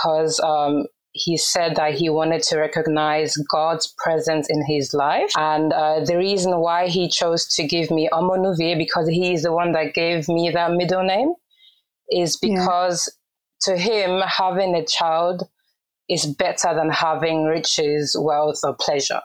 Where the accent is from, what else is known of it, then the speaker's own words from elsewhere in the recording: Cologne, North Rhine-Westphalia, Germany; first language Urhobo; English is a second language; I was born and raised in Cologne, Germany